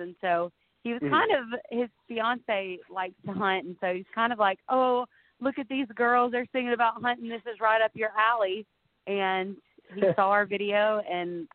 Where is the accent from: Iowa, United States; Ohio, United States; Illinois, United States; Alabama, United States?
Alabama, United States; Gadsden; I'm from Gadsden, Alabama